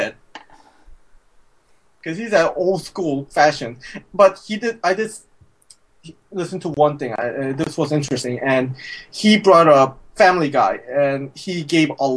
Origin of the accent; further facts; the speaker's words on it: England, United Kingdom; moved away; my home country.